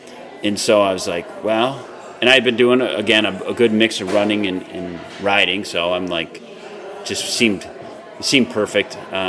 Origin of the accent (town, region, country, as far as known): Marcellus, United States; born or raised there